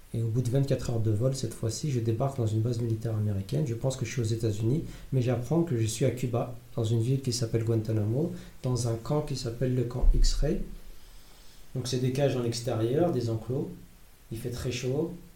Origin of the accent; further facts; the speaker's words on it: France; je suis français